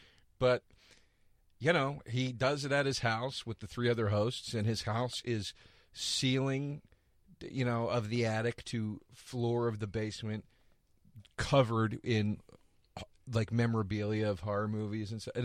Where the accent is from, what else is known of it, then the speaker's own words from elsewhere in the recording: Philadelphia, Pennsylvania, United States; moved away; I'm from Philly.